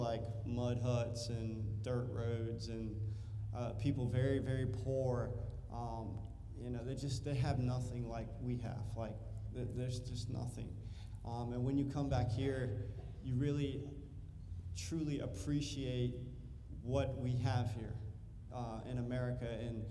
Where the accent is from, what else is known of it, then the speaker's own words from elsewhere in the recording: United States; I'm an American. That's just who I am. I'm just American.